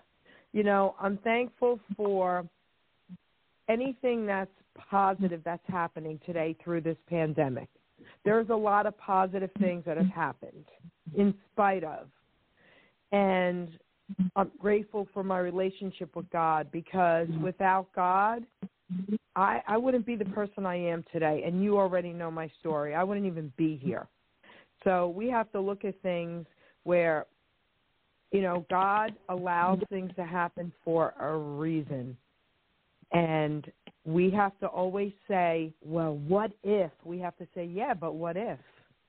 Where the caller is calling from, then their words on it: New Jersey, United States; I'm calling in from New Jersey.